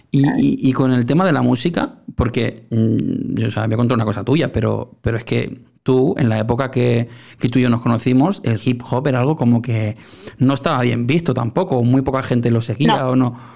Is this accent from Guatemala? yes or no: no; Spain; aquí en mi país, en España